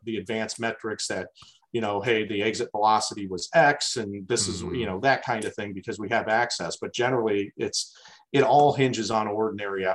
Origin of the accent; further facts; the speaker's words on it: Perrysburg, Ohio, United States; I'm from Perrysburg too.